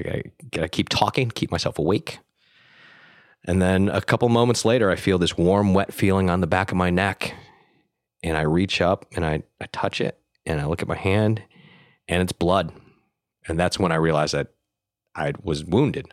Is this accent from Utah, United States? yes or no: no; Buffalo, New York, United States; moved away as an adult; also born or lived in Vietnam; now in Los Angeles, United States; I was born in Vietnam, but I was being raised in Buffalo, New York